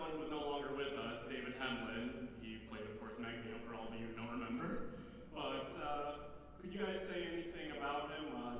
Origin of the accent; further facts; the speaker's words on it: Pakistan; I'm from Pakistan.